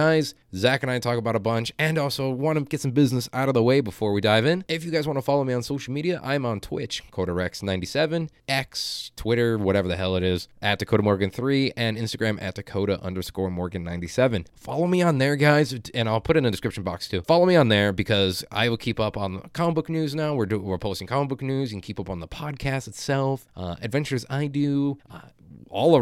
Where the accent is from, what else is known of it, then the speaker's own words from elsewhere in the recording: Aurora, Illinois, United States; moved away as an adult; also born or lived in DeKalb, Illinois / Sycamore, Illinois; now in Phoenix, United States; Born and raised in Illinois for almost 20 years